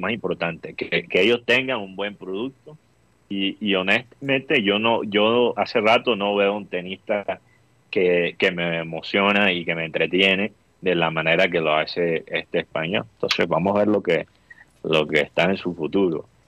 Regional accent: Costeños, Caribbean coast, Colombia; tenemos eso los coteños que que cuando trabajamos con argentinos o, vamos a, vivir en, Argentina, se nos pega el acento rioplatense

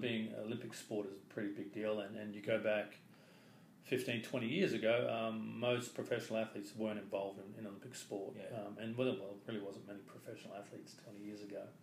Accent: Brisbane, Queensland, Australia; growing up in Brisbane, my dad was an avid sports person

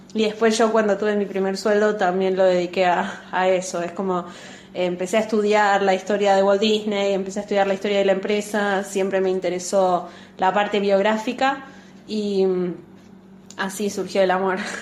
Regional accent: Buenos Aires, Argentina; yo eh, soy de Capital

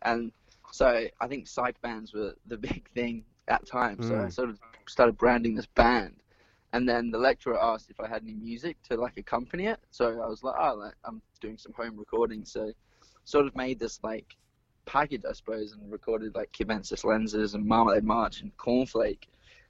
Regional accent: Perth, Western Australia, Australia; growing up in Perth.

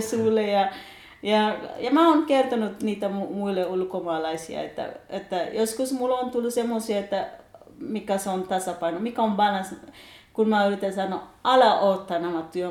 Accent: Kenya; Finnish is a second language; moved away as an adult; now in Kokkola, Finland; Mä oon 31-vuotias kenialainen nainen

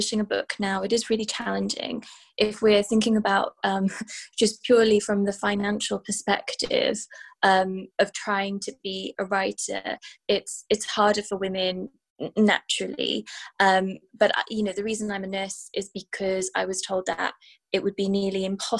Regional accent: Wales, United Kingdom; moved away as an adult; now in London, United Kingdom; I'm Welsh, and I've inherited a particular kind of stoicism from my mother, but also just kind of from my heritage.

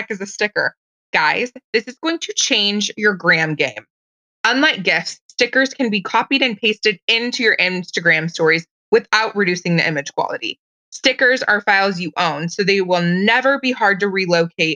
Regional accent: Portland, Oregon, United States; I'm from Portland, Oregon

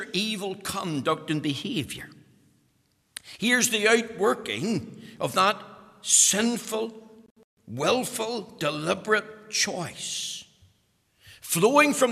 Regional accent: Bushmills, Northern Ireland, United Kingdom; I'm from Bush Mills, as you know, and we talk about the weans there

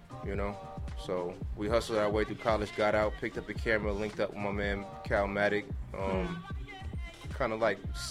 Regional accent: Los Angeles, California, United States; I'm from the Merck Park.

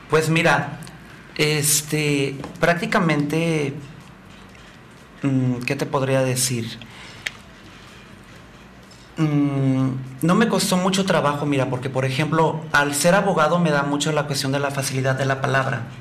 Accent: Puerto Vallarta, Jalisco, Mexico; also born or lived in Huatulco; Mira, yo nací en Puerto Vallarta, soy nacido y vivo en Puerto Vallarta. Por cuestiones laborales voy a estar aquí viviendo seis meses en Huatulco.

